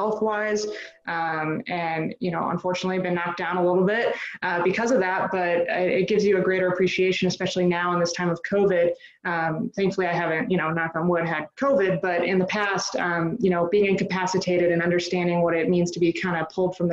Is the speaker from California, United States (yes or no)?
no; St. Louis, Missouri, United States; St. Louis, my hometown